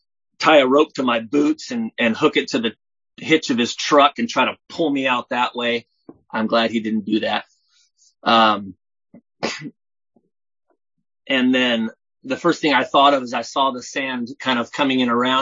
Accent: Southern California, United States; now in Oregon, United States; I'm from Oregon, originally from California, Southern California

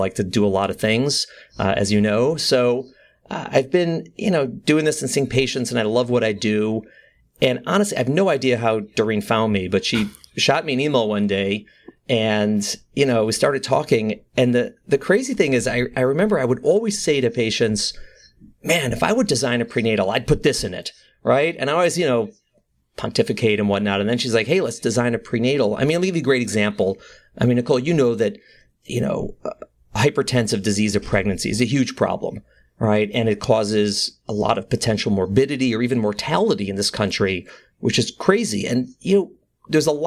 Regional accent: Midwest, United States; moved away as an adult; now in New York, United States; I grew up in the Midwest and I came out east for college.

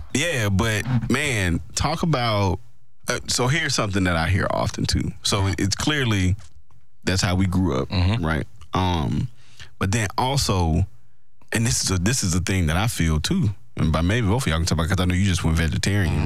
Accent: Mississippi, United States; I'm from Mississippi

